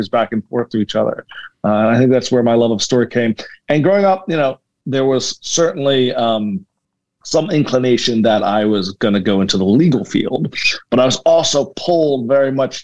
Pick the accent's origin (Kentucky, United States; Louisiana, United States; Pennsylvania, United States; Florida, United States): Pennsylvania, United States; Philadelphia; I was born in Philadelphia, born and raised